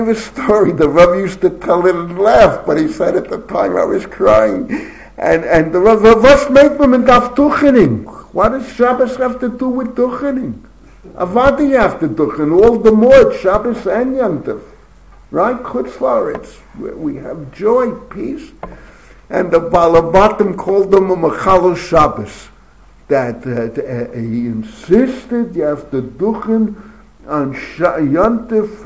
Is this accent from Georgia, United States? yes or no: no; New York City, New York, United States; growing up in the Bronx